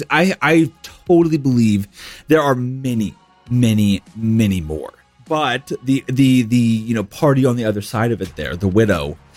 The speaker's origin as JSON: {"language": "English", "region": "Florida", "country": "United States", "tie": "born or raised there"}